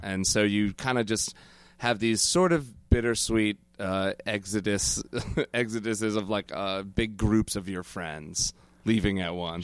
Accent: Connecticut, United States; now in New York, United States; we're from the same town. We grew up together in Connecticut

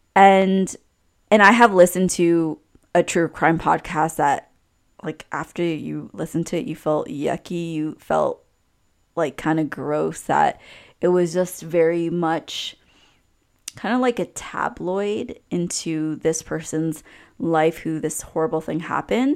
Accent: Canada; as a Canadian

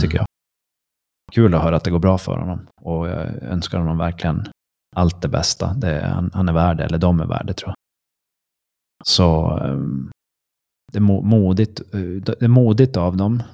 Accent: Sweden

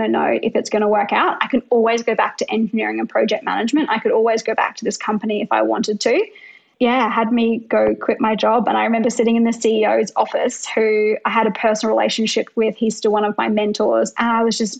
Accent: Brisbane, Queensland, Australia; I'm like a white female from middle-class Australia growing up in Brisbane.

